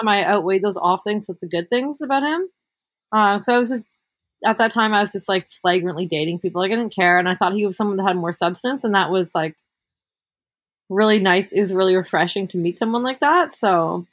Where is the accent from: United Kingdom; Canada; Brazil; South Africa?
Canada; Hamilton, Ontario; I grew up in Hamilton, Ontario